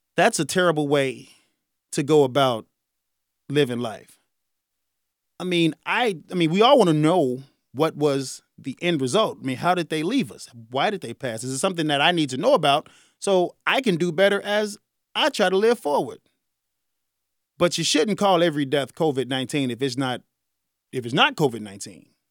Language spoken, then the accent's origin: English; Chicago, Illinois, United States; I'm from Chicago